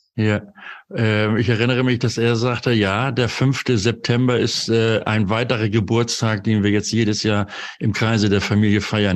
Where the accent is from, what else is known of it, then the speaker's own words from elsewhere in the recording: Northern Germany, Germany; als Norddeutscher